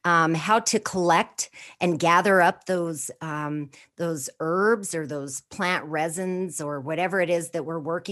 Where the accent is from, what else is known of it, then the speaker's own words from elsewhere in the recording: Four Corners area of New Mexico, United States; I was born and raised in the Four Corners area of New Mexico, right on the Navajo Reservation